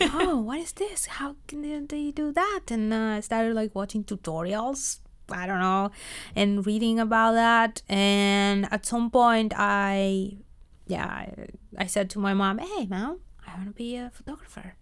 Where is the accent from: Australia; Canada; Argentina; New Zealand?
Argentina; moved away as an adult; also born or lived in Buenos Aires / Los Angeles; now in Netherlands; I am from Argentina